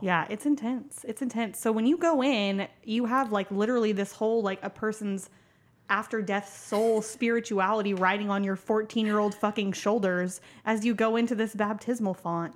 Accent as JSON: {"language": "English", "town": "Tulsa", "region": "Oklahoma", "country": "United States", "said": "I'm from Tulsa, Oklahoma"}